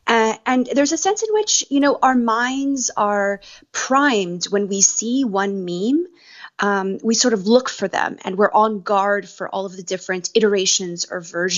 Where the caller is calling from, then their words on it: Los Angeles, California, United States; I'm calling from Los Angeles, where a lot of my friends and family are, and I'm lucky enough to be here during this part of this pandemic.